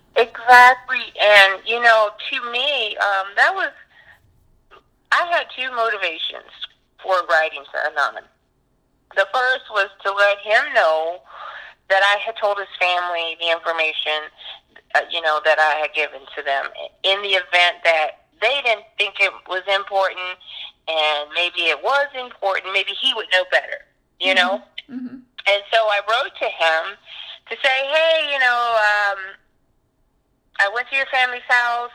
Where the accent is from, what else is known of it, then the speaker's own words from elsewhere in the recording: Baltimore, Maryland, United States; also born or lived in eastern Washington; now in Washington, United States; I'm from Baltimore